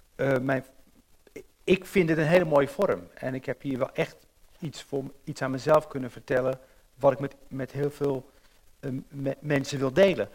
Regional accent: Rotterdam, South Holland, Netherlands; Als jonge jongen ging ik wel eens in lijn 3 zitten om helemaal naar de remise te rijden. Ik, ik ben op in Rotterdam

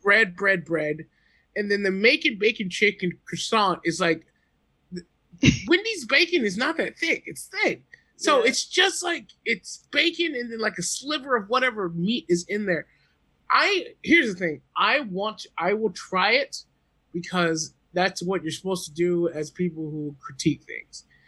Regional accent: East Coast, United States; I'm from the East Coast

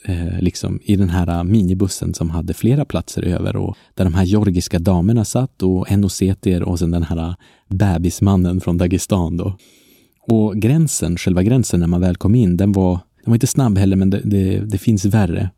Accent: Umeå, Västerbotten County, Sweden; also born or lived in Paris, France; Umeå där jag kommer ifrån

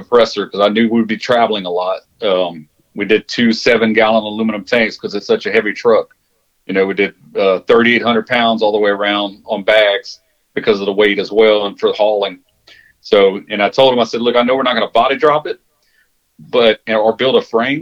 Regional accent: Jennings, Louisiana, United States; moved away as an adult; now in Humble, United States; that's my hometown

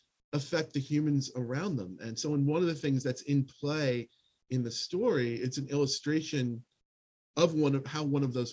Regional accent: United States; as an American, hopefully not an ugly American

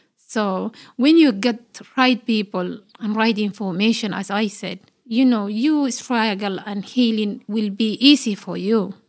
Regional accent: Somalia; now in Australia; I'm Australian Somali woman, and I'm proud of, like, you know, be a Somali Australian woman.

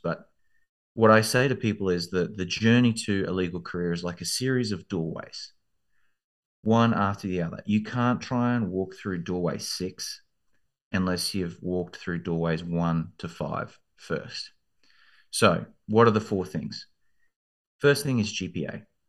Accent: Australia; moved away as an adult; also born or lived in London, United Kingdom; now in Texas, United States; I grew up in Australia, as you can probably hear from the accent

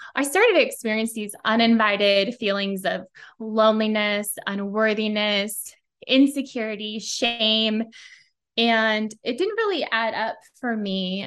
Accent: Silicon Valley, Bay Area, California, United States; I grew up in Silicon Valley, Bay Area, always been a California girl

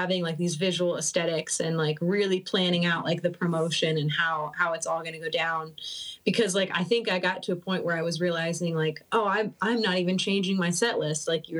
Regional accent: Cincinnati, Ohio, United States; now in Michigan, United States; So yeah, I've kind of like went all over in Ohio, and then originally I'm from Cincinnati, so it's like now I'm in Michigan.

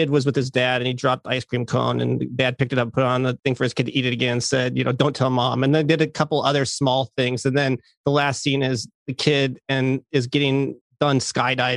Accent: North Dakota, United States; moved away; I grew up in North Dakota.

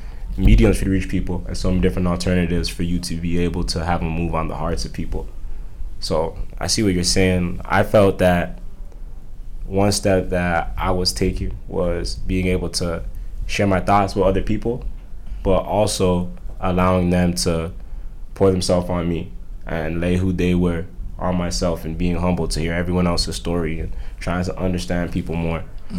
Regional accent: Toronto, Ontario, Canada; So the thing was me growing up, I always felt like the victim.

